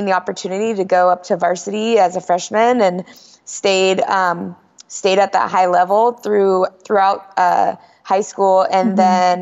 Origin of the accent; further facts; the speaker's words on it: Longview, United States; my hometown